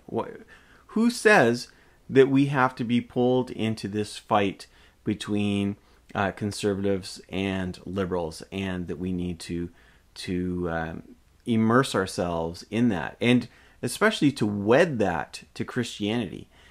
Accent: Canada; I am a Canadian.

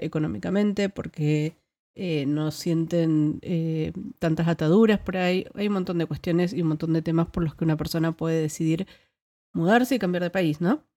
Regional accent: Argentina; moved away as an adult; now in Netherlands; yo no me fui de Argentina, sino que me vine a Países Bajos

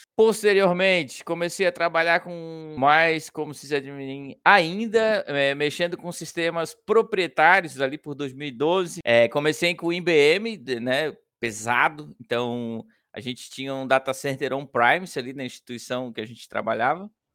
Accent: São José, Santa Catarina, Brazil; eu sou natural de São José, que fica eh, do ladinho de Florianópolis

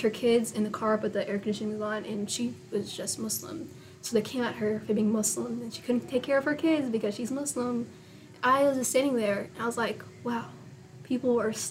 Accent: United States; being born here in America

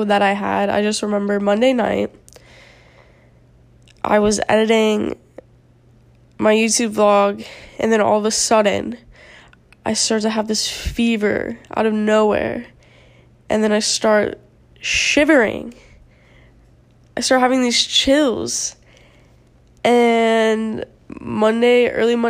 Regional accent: South Florida, United States; moved away as an adult; now in Tallahassee, United States; I'm from South Florida, where it's, besides, like, 2 days out of the year, it's 80 degrees

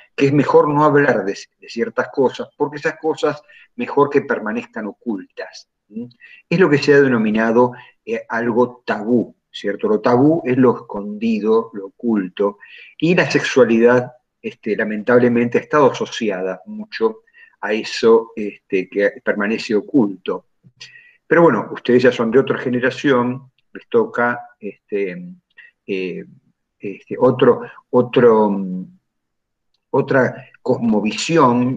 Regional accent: Junín, Buenos Aires Province, Argentina; also born or lived in Lincoln; yo resido en Junín

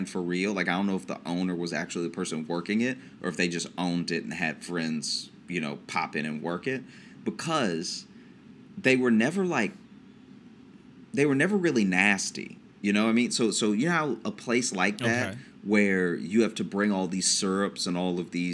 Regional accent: Peabody, United States; born or raised there

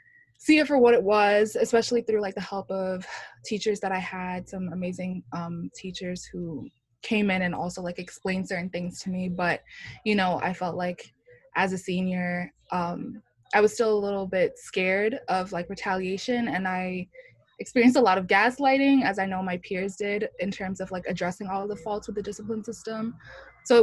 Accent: New York City, New York, United States; I'm from Brooklyn, New York

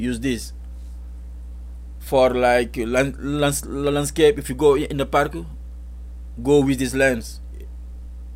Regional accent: Mboro, Thiès, Senegal; moved away; It's the city or village where I grew up in Senegal, and it's called Mboro.

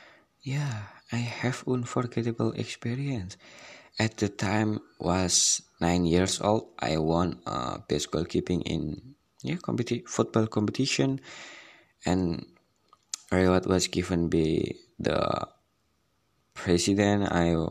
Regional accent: Semarang, Central Java, Indonesia; English is a second language; Yeah, I'm originally from Semarang. I live with my parent in annoying sister.

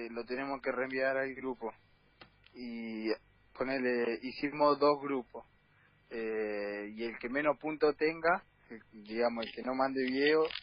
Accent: Villa Fiorito, Buenos Aires Province, Argentina; yo nací en Fiorito.

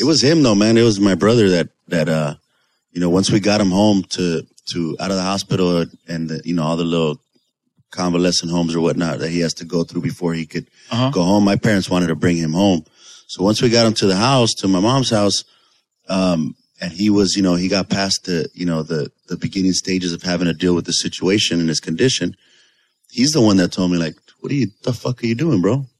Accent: Los Angeles, California, United States; we're from Pico Union, so we were in Dickies

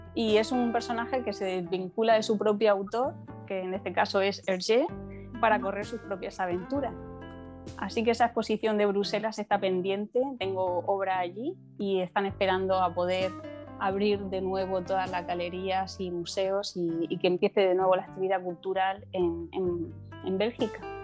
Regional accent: Murcia, Region of Murcia, Spain; aquí en mi ciudad, que es a la que se lo debo todo, porque eh, siempre lo digo, me siento muy murciana

